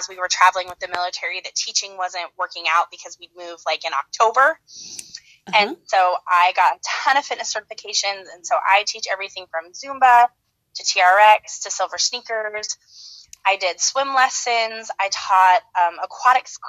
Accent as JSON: {"language": "English", "town": "Ephrata", "region": "Washington", "country": "United States", "tie": "born or raised there", "also_born_or_lived": "Idaho / Gilbert, Arizona", "moved": "as an adult", "said": "I grew up in Washington State in a very, very tiny town called Ephrata"}